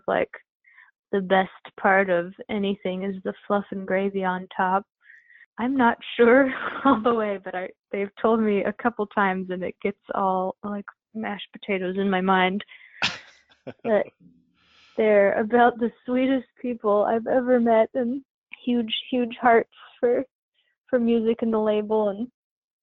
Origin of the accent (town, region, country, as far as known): La Conner, Washington, United States; born or raised there; moved away as an adult; now in Portland, United States